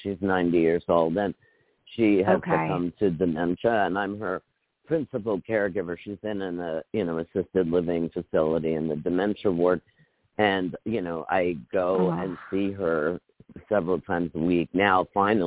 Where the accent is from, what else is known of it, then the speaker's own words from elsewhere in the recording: New York City, New York, United States; growing up in New York City and also in a family that appreciated everything that New York had to offer